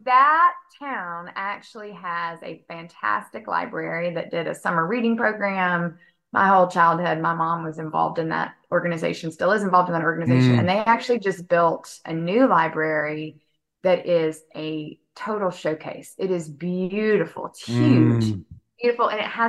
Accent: Martin, Tennessee, United States; also born or lived in Nashville, Tennessee; I grew up in Northwest Tennessee, so Martin

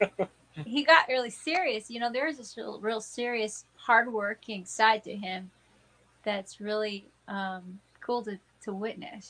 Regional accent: Texas, United States; now in Pittsburgh, United States; that's my hometown, you know, my home state

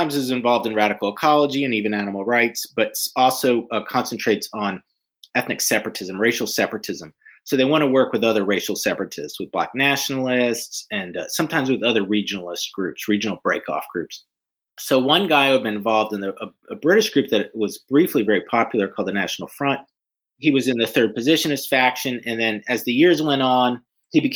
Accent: Atlanta, Georgia, United States; I grew up in Atlanta

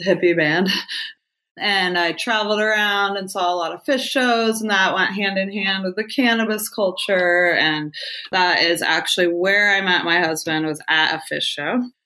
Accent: Ohio, United States; also born or lived in Northern California; now in California, United States; I grew up in Ohio in the cornfields in Amish country

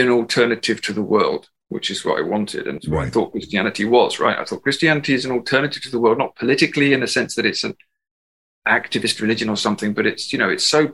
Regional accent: England, United Kingdom; moved away as an adult; now in Ireland; I'm English

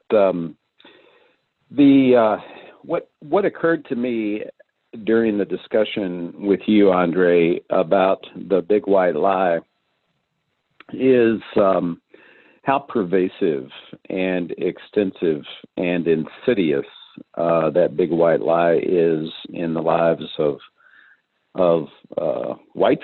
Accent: Louisville, Kentucky, United States; I went to one of the most highly integrated public high schools in Kentucky.

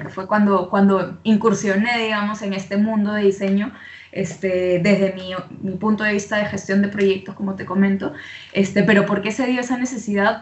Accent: Peru; accent: Venezuelan; moved away; also born or lived in Venezuela; soy de, de Perú. Eh, como te comentaba antes, he vivido en Venezuela muchos años

